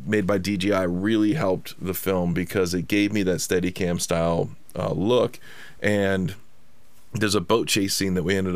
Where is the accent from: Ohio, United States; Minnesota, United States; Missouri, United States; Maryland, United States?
Ohio, United States; Cincinnati; now in Los Angeles, United States; I'm from Cincinnati